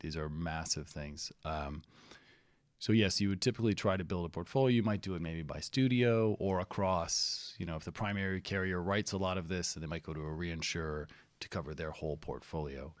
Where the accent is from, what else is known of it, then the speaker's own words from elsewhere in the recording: Florida, United States; also born or lived in California; I grew up in Florida and California